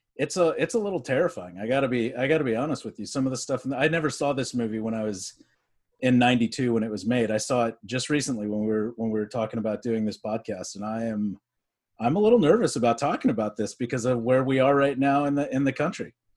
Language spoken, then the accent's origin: English; Texas, United States; I grew up in Texas.